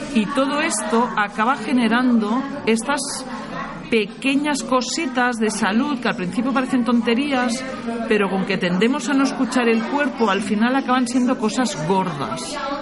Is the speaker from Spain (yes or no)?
yes; Barcelona, Catalonia, Spain; Yo vengo del Mediterráneo, soy de Barcelona